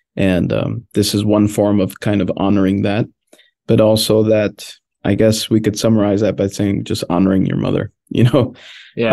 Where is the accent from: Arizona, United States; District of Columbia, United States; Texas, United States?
District of Columbia, United States; Washington; first language Spanish; English is a second language; I grew up in Washington, D.C., born and raised